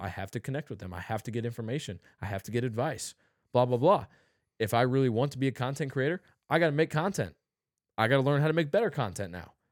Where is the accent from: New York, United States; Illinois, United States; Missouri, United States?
Missouri, United States; St. Louis; I told him I was from Saint Louis